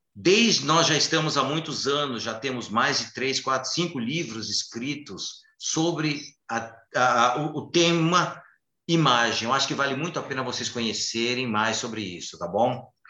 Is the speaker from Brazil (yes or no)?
yes; São Paulo, Brazil; eu sou paulistano, eu sou paulista.